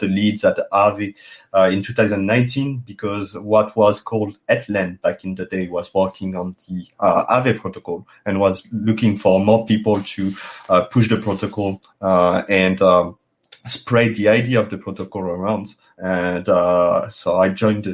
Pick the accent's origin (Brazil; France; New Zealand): France; accent: thick French; English is a second language; As you can hear it with my thick accent, it's impossible to hide that I'm French.